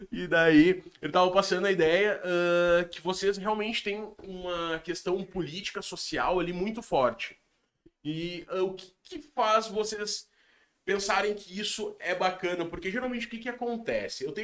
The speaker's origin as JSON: {"language": "Portuguese", "region": "Rio Grande do Sul", "country": "Brazil", "said": "eu sou brasileiro, tá ligado? Eu sou gaúcho."}